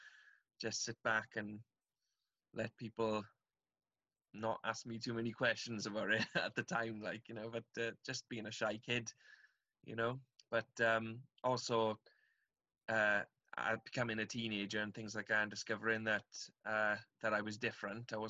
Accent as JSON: {"language": "English", "town": "Aberdare", "region": "Wales", "country": "United Kingdom", "tie": "born or raised there", "said": "I'm from South Wales in the UK, from a little town called Aberdare. I had a really nice childhood, actually"}